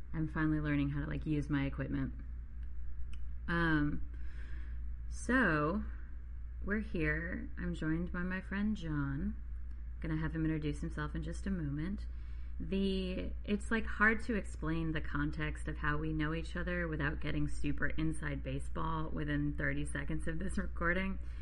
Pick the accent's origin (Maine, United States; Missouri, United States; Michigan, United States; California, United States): Maine, United States; I grew up in Maine